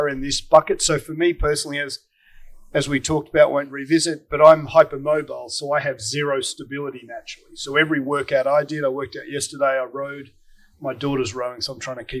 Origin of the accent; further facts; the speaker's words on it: Australia; now in United States; as an Aussie